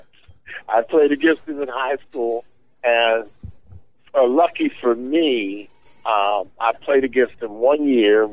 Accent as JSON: {"language": "English", "town": "Philadelphia", "region": "Pennsylvania", "country": "United States", "said": "I'm from Philadelphia"}